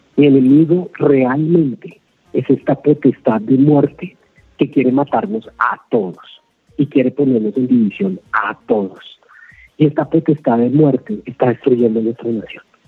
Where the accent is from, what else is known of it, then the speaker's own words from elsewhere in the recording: Colombia; como colombianos